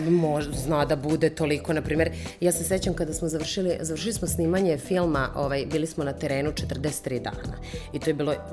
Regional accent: Serbia; Toga kod nas u Srbiji toliko nema.

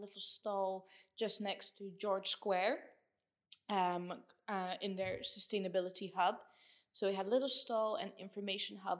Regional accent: Netherlands; now in Scotland, United Kingdom; I'm from the Netherlands

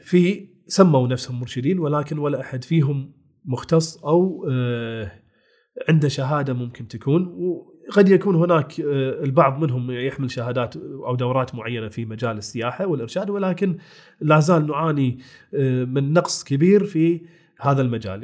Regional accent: Kuwait; أنا بستمتع في ديرتي

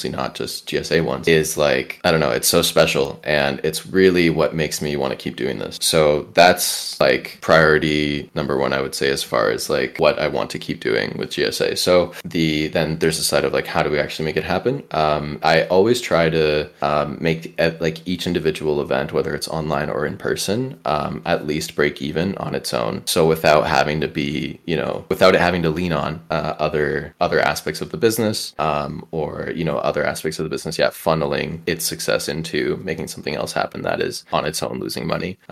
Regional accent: Canada; I'm Canadian

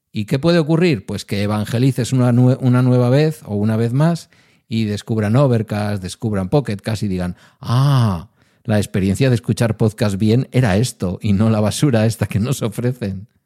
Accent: Spain; oiga, somos españoles y somos de por sí porteros y porteras.

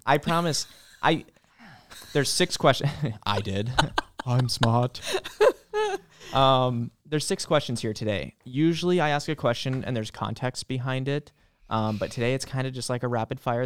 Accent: Boone, Iowa, United States; now in Marion, United States; I grew up in small town Boone, central Iowa

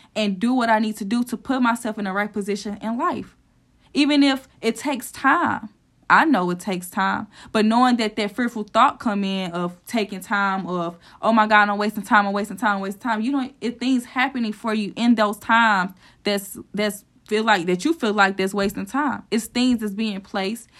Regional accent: St. Louis, Missouri, United States; my hometown, which is Saint Louis

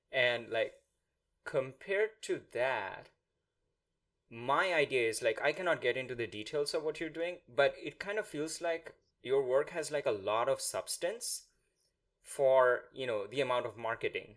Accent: India; first language Bengali; English is a second language; when we were growing up in India

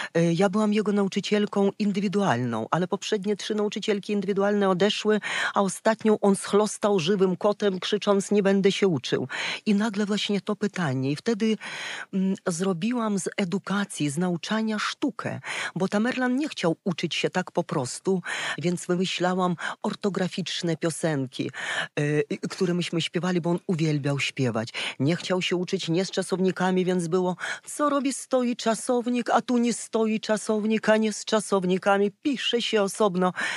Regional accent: Ukraine; Polish is a second language; moved away; pochodzę z Czerka, z Ukrainy

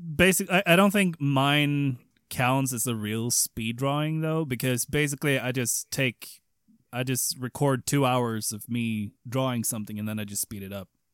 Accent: Sweden; English is a second language; I'm not American nor English. I'm Swedish.

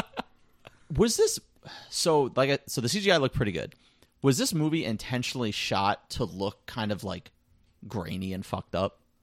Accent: United States; I'm American

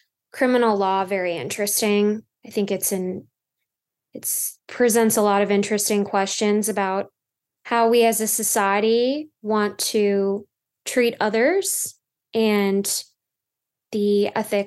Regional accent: Minnesota, United States; I'm from Minnesota, so I knew I wanted to work back at home

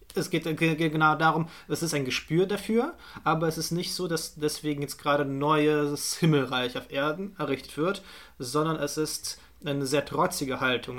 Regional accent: Potsdam, Brandenburg, Germany; meine Heimatstadt

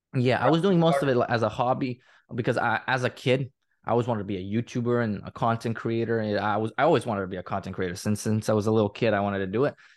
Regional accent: Croatia; English is a second language; I'm from Croatia, I live in Croatia in my, in my entire life

